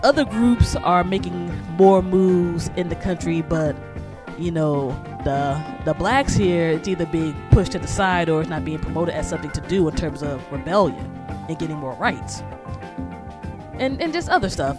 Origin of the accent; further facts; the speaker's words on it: United States; also born or lived in New York metropolitan area; as an American, and like I said, um, the NYC Metro is literally where I became an adult